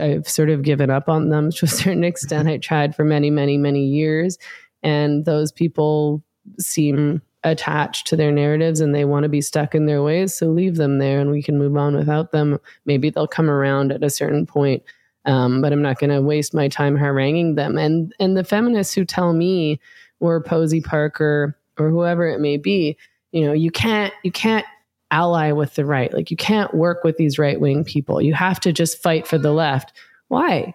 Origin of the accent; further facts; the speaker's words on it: Vancouver, British Columbia, Canada; I'm from Vancouver